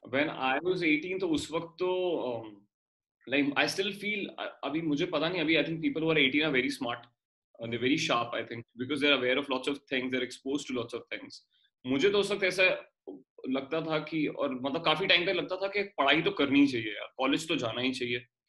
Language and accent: Hindi; Delhi, India; moved away as an adult; now in Mumbai, India; मैं दिल्ली से हूँ और और एक बड़ी टिपिकल मिडिल क्लास फैमिली से आता हूँ